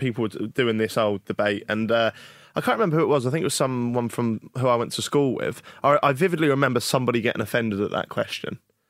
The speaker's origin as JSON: {"language": "English", "town": "Norwich", "region": "East of England", "country": "United Kingdom", "said": "I'm from"}